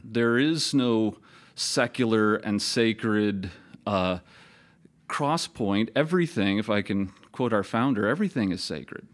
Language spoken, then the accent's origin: English; Toledo, Ohio, United States; moved away; also born or lived in Minnesota / South Carolina; teach in my hometown of Toledo, Ohio